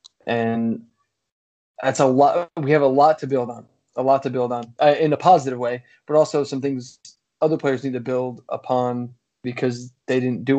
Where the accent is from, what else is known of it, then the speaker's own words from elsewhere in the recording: New Jersey, United States; now in Texas, United States; I grew up in New Jersey.